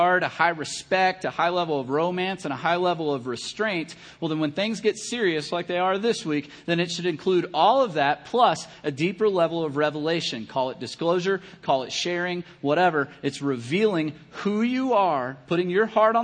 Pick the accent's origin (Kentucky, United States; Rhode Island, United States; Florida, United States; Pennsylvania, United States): Kentucky, United States; I'm from Kentucky